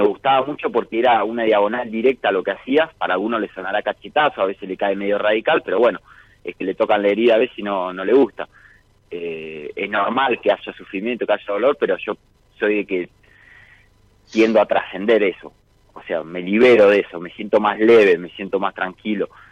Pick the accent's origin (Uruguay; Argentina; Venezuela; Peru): Argentina; Miramar, Buenos Aires Province; also born or lived in Rosario del Tala, Entre Ríos; Nací en Rosario del Tala, me adoptaron cuando tenía dos años y medio, y ahí me fui a vivir a Miramar con mis padres adoptivos.